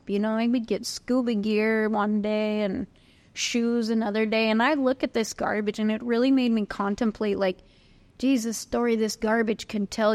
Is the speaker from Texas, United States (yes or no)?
no; Northern California, United States; also born or lived in Hawaii / New York / Queensland; now in Australia; I grew up in Northern California